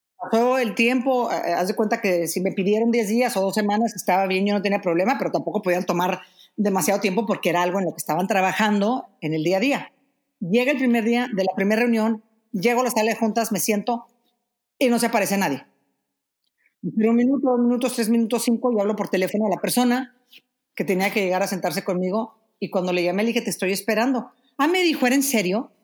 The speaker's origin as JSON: {"language": "Spanish", "country": "Mexico", "moved": "as an adult", "said": "tuve que salir de México hace, cuántos años? Fue en el 2015"}